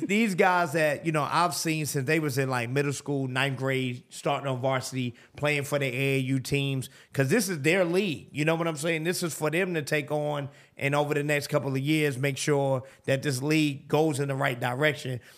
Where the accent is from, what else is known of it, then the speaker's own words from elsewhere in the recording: New York City, New York, United States; moved away as an adult; now in Atlanta, United States; growing up in New York